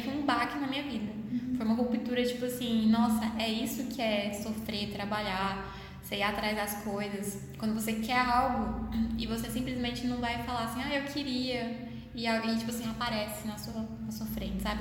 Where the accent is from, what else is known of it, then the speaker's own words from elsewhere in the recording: Goiânia, Goiás, Brazil; accent: mineiro; eu sou de Goiânia mesmo, mas eu falo mais do Waik Mineiro, porque eu sou uma fusão de paulista com mineiro. Minha mãe é de Minas, né, meu pai é de São Paulo